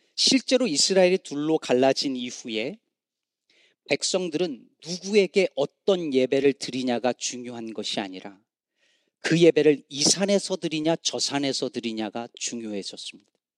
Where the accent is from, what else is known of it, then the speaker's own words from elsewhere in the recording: Chungcheong, South Korea; now in Chicago, United States; 저는 충청도 사람이라 이게 억양이 잘 안 나오지만